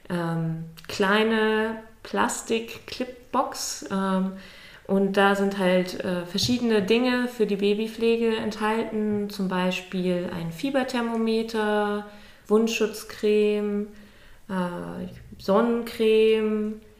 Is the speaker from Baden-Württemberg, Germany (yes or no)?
no; Schleswig-Holstein, Germany; ich komme nicht aus Lübeck direkt, ich komme aus einem kleinen Dorf aus der Nähe von Lübeck ähm, bin dann nach dem Abi weggegangen zu, zum Studieren nach Cottbus